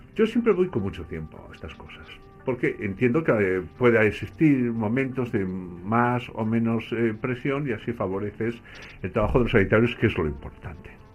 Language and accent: Spanish; Basque Country, Spain; crecí en el País Vasco